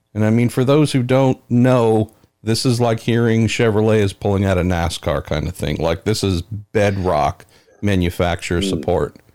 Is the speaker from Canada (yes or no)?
no; United States; here in my home country